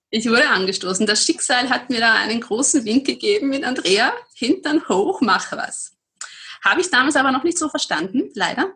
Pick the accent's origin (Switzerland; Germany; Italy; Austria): Austria